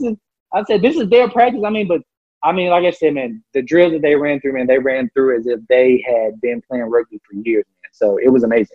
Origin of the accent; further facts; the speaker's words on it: Memphis, Tennessee, United States; moved away; I'm from Memphis, Tennessee